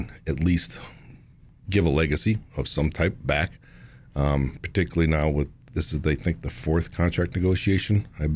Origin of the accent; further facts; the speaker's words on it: Connecticut, United States; moved away as an adult; also born or lived in New Hampshire; now in New Jersey, United States; I grew up in Connecticut.